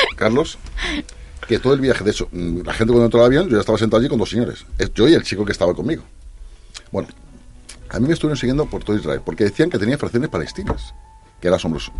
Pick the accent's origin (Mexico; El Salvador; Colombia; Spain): Spain; como buen español